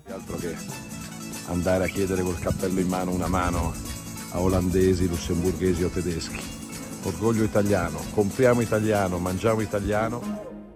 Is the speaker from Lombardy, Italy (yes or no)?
yes; Milan, Lombardy, Italy; Io da milanese medio